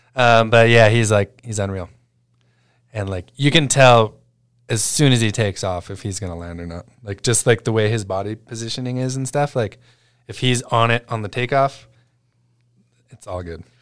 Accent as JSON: {"language": "English", "region": "Alberta", "country": "Canada", "moved": "yes", "said": "I'm from Alberta"}